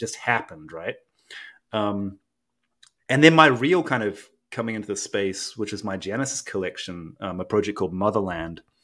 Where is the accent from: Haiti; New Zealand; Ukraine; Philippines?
New Zealand; also born or lived in Japan; now in United States; I grew up in New Zealand and partly between Japan and New Zealand, but mostly in New Zealand